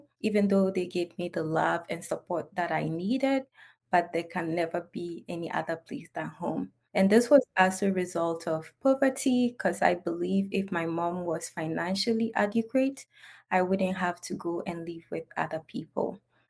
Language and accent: English; Upper East, Ghana; I'm from Northern Ghana, to be precise, Upper East Region. And growing up as a child and originating from a society in which has deep-rooted cultural norms